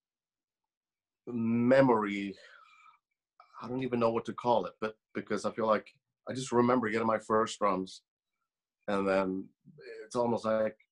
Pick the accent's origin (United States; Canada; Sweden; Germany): Sweden; moved away; I grew up in Sweden in a semi-small town